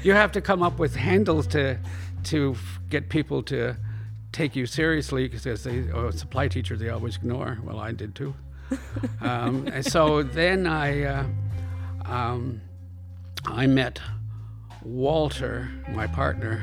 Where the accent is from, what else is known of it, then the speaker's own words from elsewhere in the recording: Kingston, Ontario, Canada; moved away as an adult; also born or lived in Orillia, Ontario / Toronto (Scarborough), Ontario; now in Montreal, Canada; I grew up mostly in Kingston until I was in grade 10. We moved to Toronto